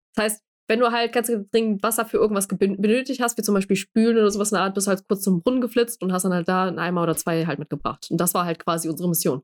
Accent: Germany; also born or lived in Bosnia; Deutsch, in Deutschland als quasi Stadtkind aufgewachsen

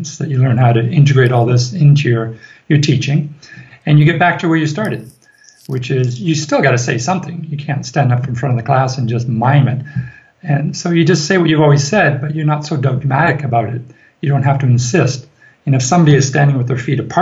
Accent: Ireland; we are from Ireland

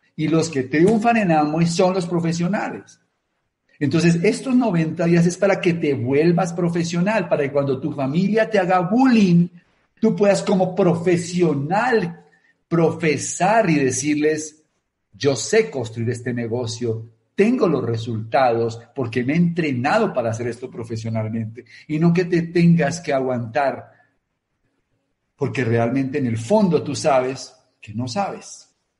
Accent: Colombia

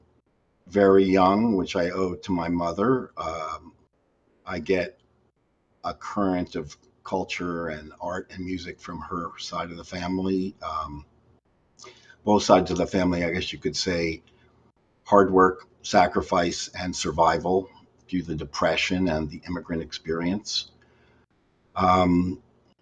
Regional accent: Edison, New Jersey, United States; I was born and raised in New Jersey, Edison, New Jersey

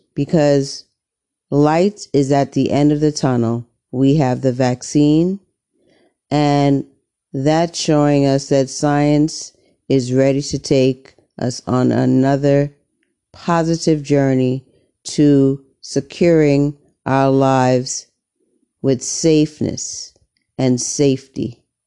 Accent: United States; I'm an American

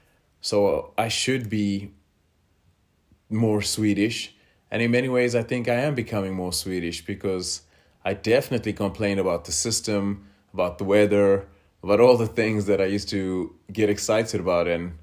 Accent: England, United Kingdom; now in Sweden; everything that I was fed as a child, being English. And so I just related to it much easier. And I generally do relate to, if not South Africans, I relate to England. It's just what I know. And I've lived there

